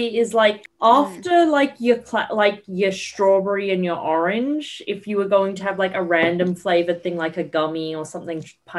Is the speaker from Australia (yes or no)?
yes; Australia; I'll tell you that as the Australian.